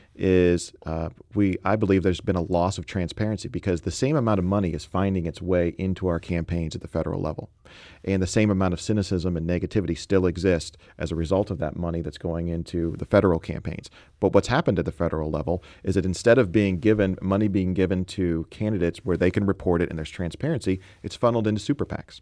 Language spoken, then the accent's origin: English; Chicago, Illinois, United States; now in St. Louis, United States; Chicagoland native